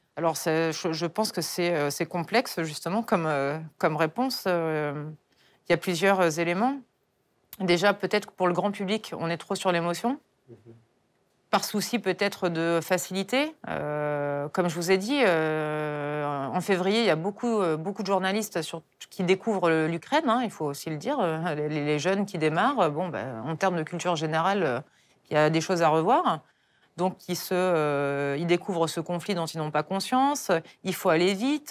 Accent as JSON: {"language": "French", "country": "France", "said": "moi, en tant que Française"}